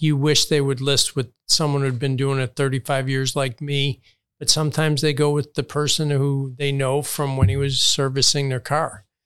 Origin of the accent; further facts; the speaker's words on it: Chicago, Illinois, United States; now in Palm Beach County, United States; I grew up in Chicago, saw Michael play forty times.